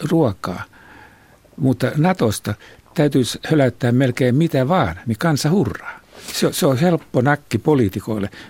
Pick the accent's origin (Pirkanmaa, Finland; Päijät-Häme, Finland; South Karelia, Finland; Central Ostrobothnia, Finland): South Karelia, Finland; Imatra; Minä olen Imatralta, niin tuota tämä on tämä murre on tämmöinen.